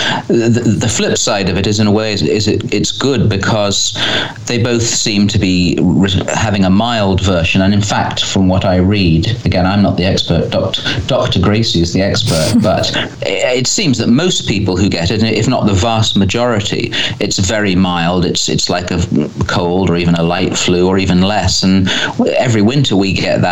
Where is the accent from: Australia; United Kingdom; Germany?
United Kingdom; England; being English or British, but I always say English